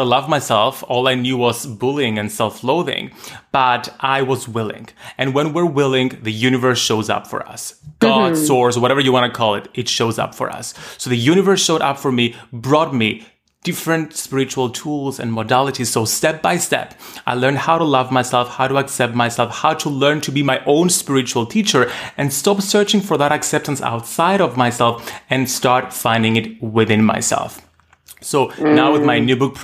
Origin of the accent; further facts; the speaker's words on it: Cyprus; Growing up in Cyprus, a small Mediterranean island, at the time when homosexuality had just been legalized.